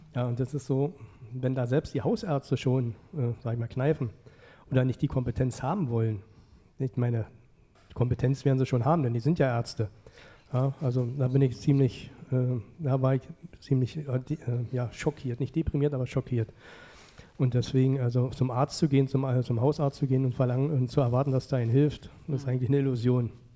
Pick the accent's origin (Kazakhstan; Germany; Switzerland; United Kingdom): Germany; Frankfurt, Hesse; ich komme ja nur aus Frankfurt. Ja. Bin ja Ur Ureinwohner dieser Stadt.